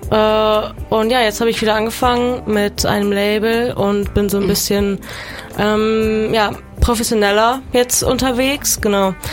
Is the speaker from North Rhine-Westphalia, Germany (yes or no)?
yes; Cologne, North Rhine-Westphalia, Germany; Äh, ich komme aus Köln, ich bin 23.